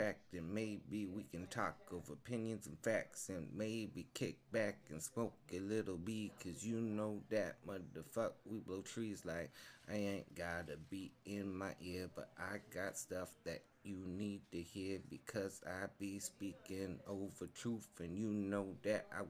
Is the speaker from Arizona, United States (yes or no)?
yes; Phoenix, Arizona, United States; We're based out of Arizona. We're from the Saguaro State, Grand Canyon State.